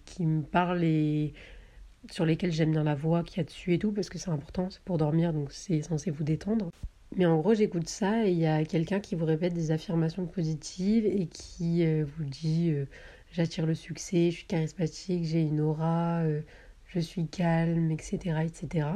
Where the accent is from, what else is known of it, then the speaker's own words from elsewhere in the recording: southern France, France; moved away as an adult; also born or lived in Paris; je viens du sud de la France, mais là je suis montée sur Paris pour des stages